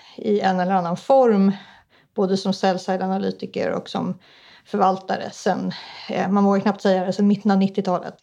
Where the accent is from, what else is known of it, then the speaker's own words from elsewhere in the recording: Stockholm, Stockholm County, Sweden; also born or lived in Ångermanland; Men mina föräldrar flyttade söderöver så att jag är uppvuxen i Stockholm